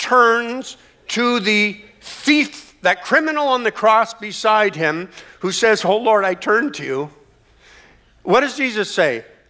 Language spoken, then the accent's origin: English; Canada; born there; even though I was born in Canada, I've changed the cities that I called home 8 times since I've been born.